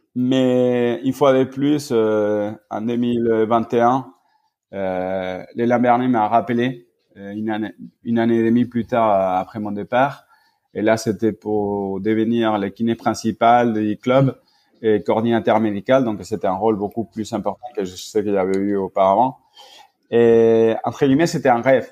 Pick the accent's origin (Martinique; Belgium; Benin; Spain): Spain; moved away as an adult; now in France; j'ai fait mes études en Espagne, j'ai grandi en Espagne